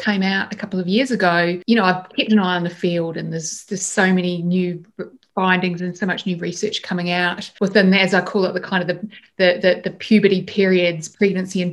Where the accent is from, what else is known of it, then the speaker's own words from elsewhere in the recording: Christchurch, Canterbury, New Zealand; moved away as an adult; now in Australia; I grew up in Christchurch in New Zealand